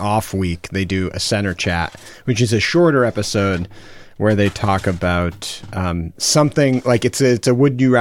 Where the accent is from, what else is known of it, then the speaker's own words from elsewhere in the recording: Massachusetts, United States; we're from Massachusetts